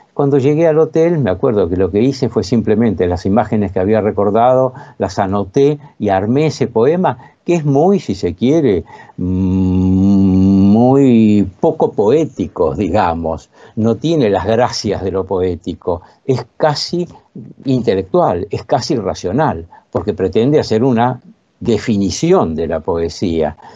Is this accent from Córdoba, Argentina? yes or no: no; La Plata, Buenos Aires Province, Argentina; en la localidad llamada Citibel, que es donde yo pasé mi infancia, yo soy platense